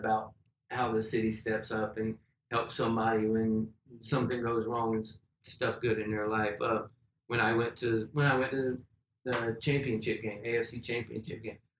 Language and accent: English; Jacksonville, Florida, United States; I've lived here all my life.